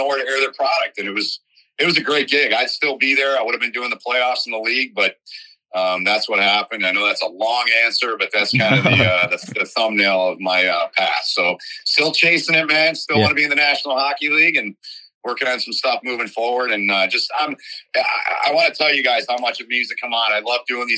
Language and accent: English; Lansing, Michigan, United States; also born or lived in Detroit, Michigan; I'm from Michigan, but I didn't grow up on Michigan, Ohio State. I grew up on Michigan State, Michigan, because I grew up in Lansing